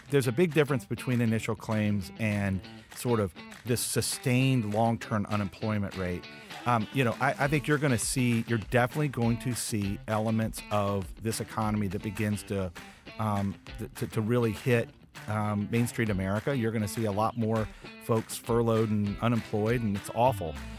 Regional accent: West Virginia, United States; I'm from West Virginia

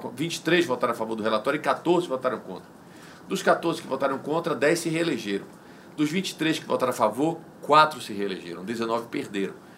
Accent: Guanambi, Bahia, Brazil; also born or lived in Salvador; Eu sou nordestino, eu sou baiano

